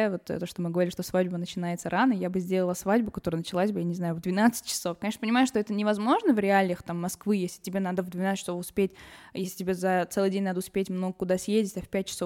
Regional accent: Yerevan, Armenia; я из Еревана

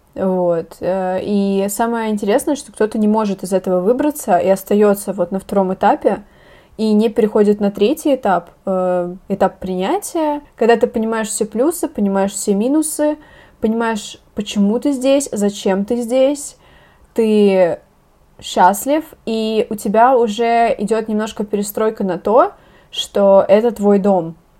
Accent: Russia; я из России

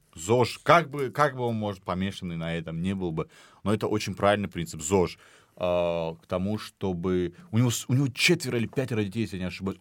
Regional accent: Dagestan, Russia; я дагестанец

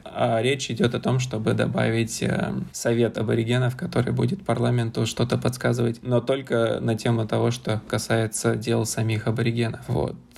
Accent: Saint Petersburg, Russia; moved away as an adult; also born or lived in Moscow; now in Sydney, Australia; я сам из Петербурга, прожил там почти всю жизнь, за исключением нескольких месяцев в Москве

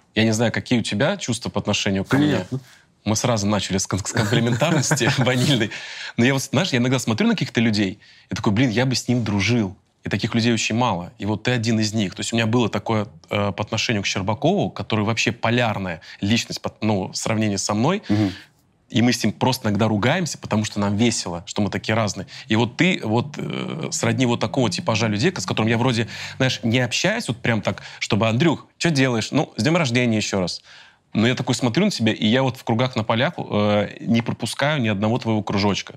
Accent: Volgograd, Volgograd Oblast, Russia; moved away; Я при этом родился в Красноармейском районе

